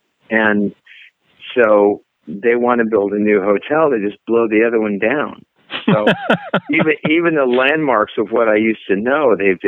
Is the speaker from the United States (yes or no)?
yes; Las Vegas, Nevada, United States; moved away as an adult; now in Nashville, United States; I'm from Vegas originally. And I traveled the world